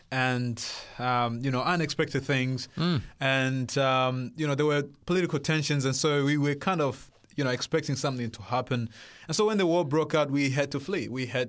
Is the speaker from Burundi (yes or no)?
yes; Burundi; born there; English is a second language; moved away; also born or lived in Congo; I was born in Burundi, the central east of Africa